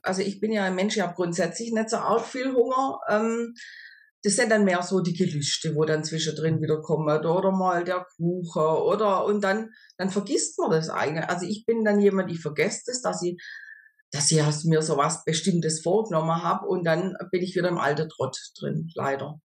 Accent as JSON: {"language": "German", "area": "near Stuttgart", "region": "Baden-Württemberg", "country": "Germany", "said": "ich komme aus der Nähe von Stuttgart"}